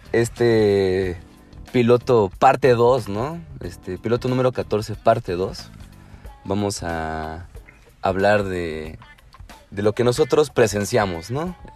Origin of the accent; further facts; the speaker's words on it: Puebla, Mexico; Somos, somos de Puebla.